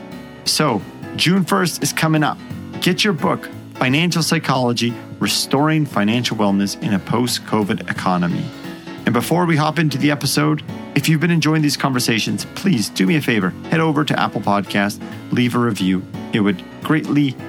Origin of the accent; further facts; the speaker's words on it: Edmonton, Alberta, Canada; my hometown, the Edmonton Oilers